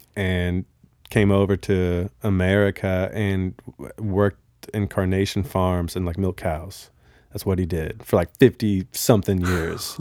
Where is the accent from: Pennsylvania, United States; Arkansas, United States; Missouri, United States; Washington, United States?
Washington, United States; Bellevue; born or raised there; also born or lived in Honolulu, Hawaii